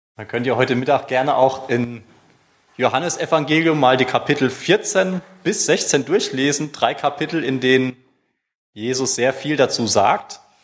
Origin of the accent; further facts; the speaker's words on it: Germany; als Deutscher